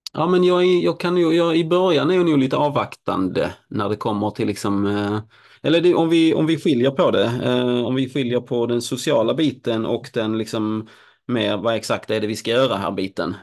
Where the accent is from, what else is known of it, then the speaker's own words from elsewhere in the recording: Helsingborg, Skåne, Sweden; moved away; Helsingborg, min hemstad